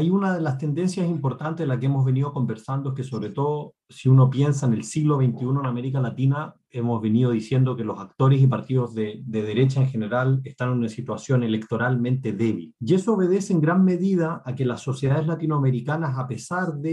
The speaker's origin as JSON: {"language": "Spanish", "country": "Chile", "said": "Pinochet en Chile, el país de donde yo vengo"}